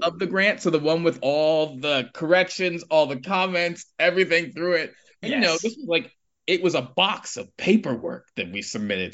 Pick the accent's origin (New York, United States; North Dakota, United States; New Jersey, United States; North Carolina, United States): New York, United States; New York City; moved away as an adult; now in Edinburgh, United Kingdom; I grew up in Harlem